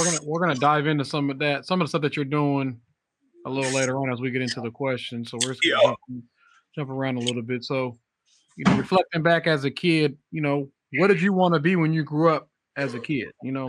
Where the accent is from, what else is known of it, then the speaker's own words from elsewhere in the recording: Seattle, Washington, United States; I grew up in the South End